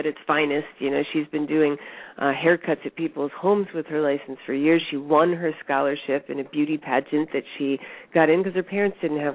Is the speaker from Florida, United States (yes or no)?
no; Newtown, Connecticut, United States; moved away; I grew up in Newtown.